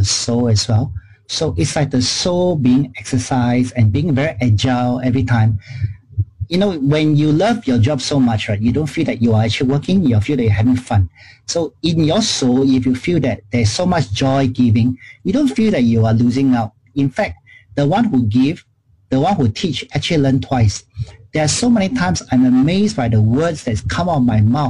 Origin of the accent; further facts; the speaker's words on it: Singapore; I grew up in Chinatown